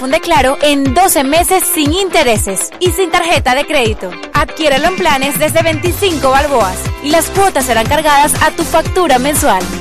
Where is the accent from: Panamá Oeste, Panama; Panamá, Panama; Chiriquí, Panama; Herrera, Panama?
Chiriquí, Panama; cuando yo vine de Chiriquí que en alguna casa de alguna amiga me encontré uno de esos libros y lo comencé a leer